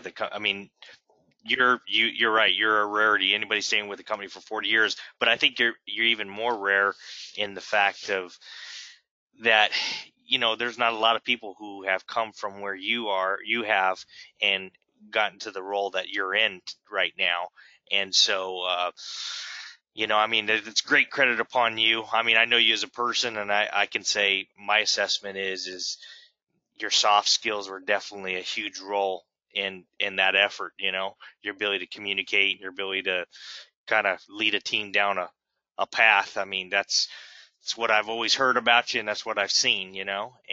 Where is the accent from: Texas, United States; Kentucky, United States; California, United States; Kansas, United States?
Kentucky, United States